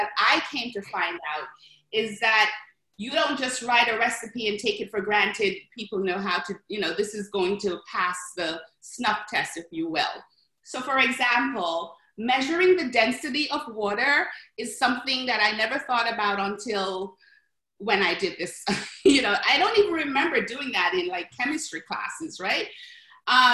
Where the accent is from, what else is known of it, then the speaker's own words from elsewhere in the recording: Jamaica; now in New York, United States; I'm from Jamaica, West Indies, and back home, especially in the Caribbean